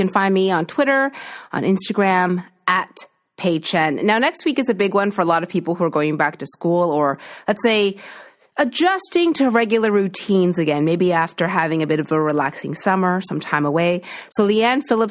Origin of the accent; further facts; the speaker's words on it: East Coast, Atlantic Canada, Canada; now in Toronto, Canada; I'm from the East Coast